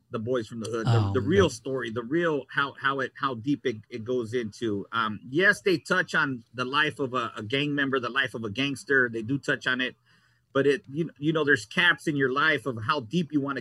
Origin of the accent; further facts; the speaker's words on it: Los Angeles, California, United States; I was born and raised in North Hollywood, and I was raised in a community where there was a lot of gangs involved